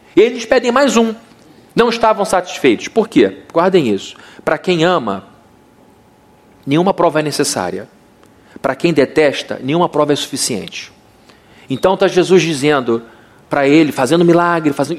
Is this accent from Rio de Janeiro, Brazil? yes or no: yes; São Gonçalo, Rio de Janeiro, Brazil; voltar à escola onde eu estudei quando era pequenininho em São Gonçalo chamado Santa Terezinha